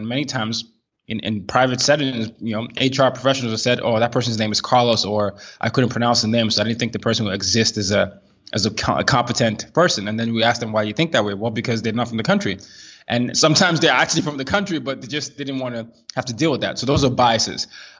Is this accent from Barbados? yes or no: no; Nigeria; my personal background, I'm a Nigerian. I grew up in 5 countries in 4 continents.